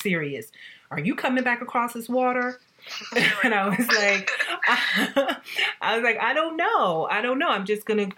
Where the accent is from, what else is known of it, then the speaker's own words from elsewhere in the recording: the South, United States; also born or lived in New York; now in Paris, France; I'm a girl from the South